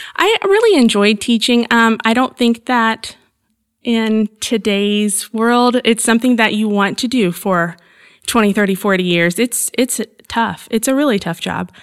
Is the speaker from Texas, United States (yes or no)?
no; Evansville, Indiana, United States; I was born and raised in Southern Indiana. I'm near Evansville, so right on the Kentucky, Illinois border of Indiana